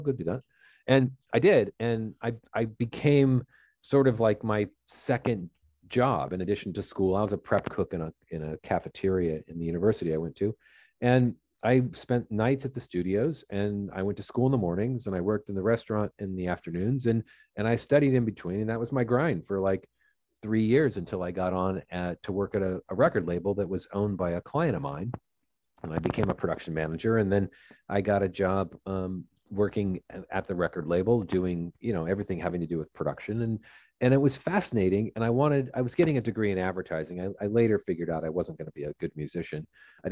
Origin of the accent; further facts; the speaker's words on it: Fullerton, California, United States; I grew up in Southern California, and I grew up in Orange County, which is about in a place called Fullerton